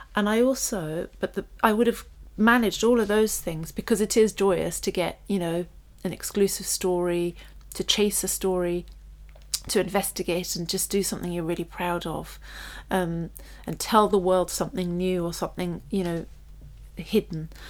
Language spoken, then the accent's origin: English; London, United Kingdom; we grew up on a council estate, but it was a really smart one in North London, and we grew up in Primrose Hill